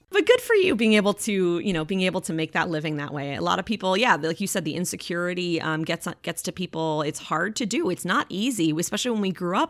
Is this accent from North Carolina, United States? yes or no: no; Eau Claire, Wisconsin, United States; now in Florida, United States; I was born and raised in Eau Claire